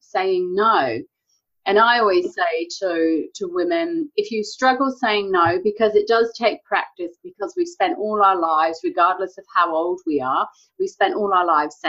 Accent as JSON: {"language": "English", "region": "England", "country": "United Kingdom", "moved": "yes", "lives_now": "New Zealand", "said": "I'm from England originally. I live in New Zealand now."}